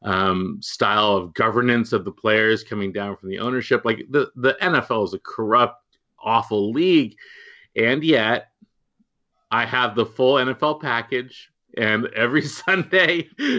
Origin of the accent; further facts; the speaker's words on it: Walnut Creek, California, United States; I grew up in the Bay Area in Walnut Creek